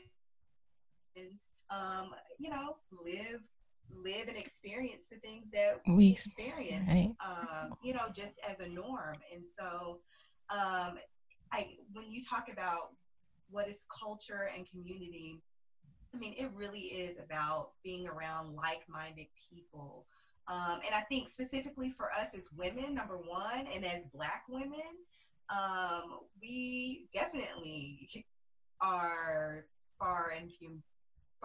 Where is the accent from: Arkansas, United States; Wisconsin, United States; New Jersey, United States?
Arkansas, United States; moved away as an adult; now in Dallas, United States; We're both originally from Arkansas. We're cousins